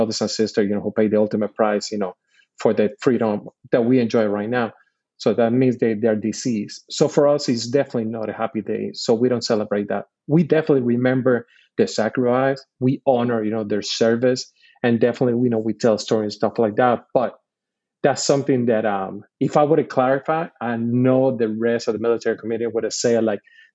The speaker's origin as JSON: {"language": "English", "country": "Puerto Rico", "tie": "born or raised there", "moved": "as an adult", "said": "I'm born and raised in Puerto Rico. I did all my schooling from kindergarten all the way to my second year in college in Puerto Rico."}